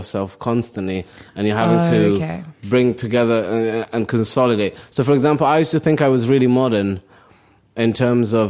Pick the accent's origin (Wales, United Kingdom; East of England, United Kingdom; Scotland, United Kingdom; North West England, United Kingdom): Wales, United Kingdom; Cardiff; English is a second language; also born or lived in Somalia; I'm from Wales.